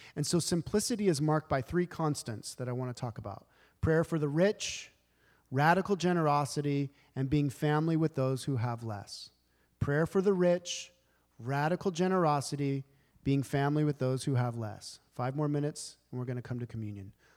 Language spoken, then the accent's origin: English; United States; as modern Americans